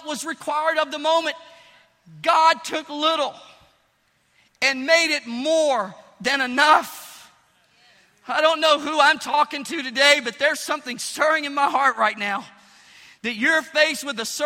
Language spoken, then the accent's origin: English; Pine Bluff, Arkansas, United States; moved away; I went back to my hometown, Pine Bluff, Arkansas